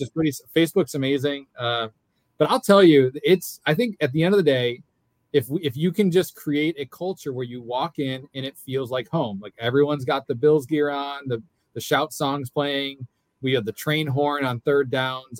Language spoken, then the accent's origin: English; Fredonia, New York, United States; now in Hernando Beach, United States; I'm from Fredonia, Fredonia, New York